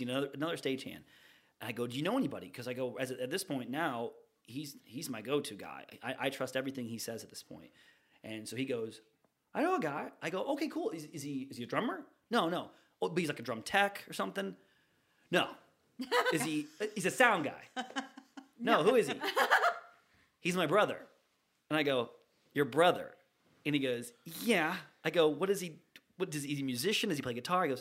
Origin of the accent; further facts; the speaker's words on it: Northeast Ohio, United States; moved away as an adult; now in Riverview, United States; I was born and raised in Ohio